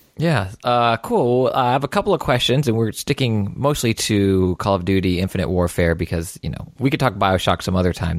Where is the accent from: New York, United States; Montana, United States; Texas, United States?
Texas, United States; Houston; I'm from Houston